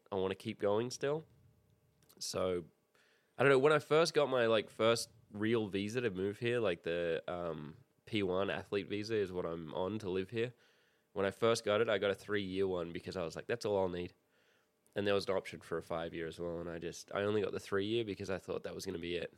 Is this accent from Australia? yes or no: yes; Sydney, New South Wales, Australia; now in United States; I'm from Sydney